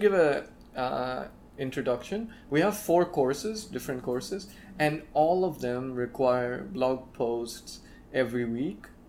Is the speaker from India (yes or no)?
yes; India; being the Indian I am